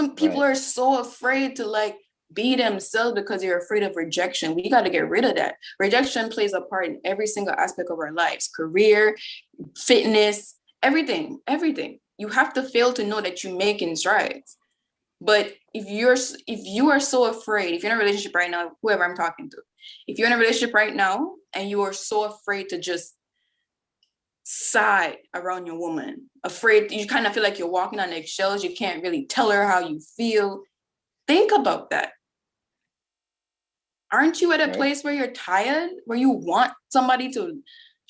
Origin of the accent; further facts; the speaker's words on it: Jamaica; moved away as an adult; I'm from Jamaica